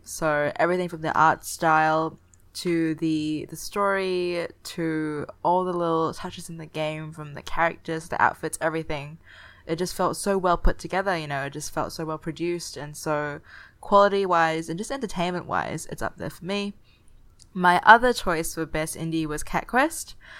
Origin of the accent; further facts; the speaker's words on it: Singapore; Singapore is my hometown